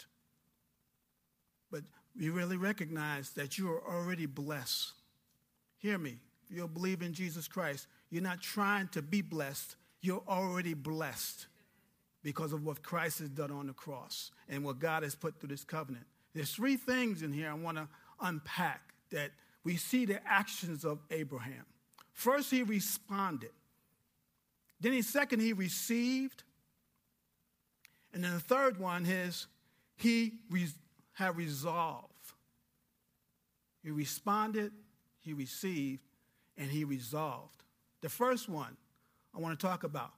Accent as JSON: {"language": "English", "region": "New York", "country": "United States", "moved": "as an adult", "said": "a young kid from New York going into the Air Force with an attitude, because I'm from New York"}